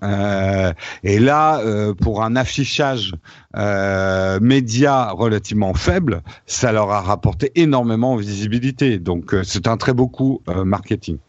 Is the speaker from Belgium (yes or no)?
no; France; c'est ça qui fait notre force en tant que Français